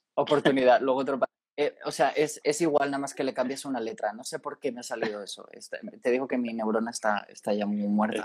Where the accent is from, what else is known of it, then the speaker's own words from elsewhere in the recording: Spain; De mi tierra